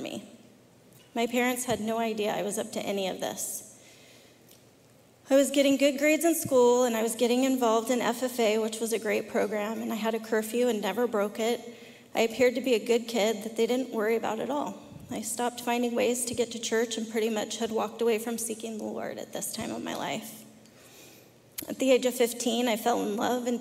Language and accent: English; California, United States; accent: Southern; also born or lived in Arkansas; We moved to California from Arkansas when I was 4 years old.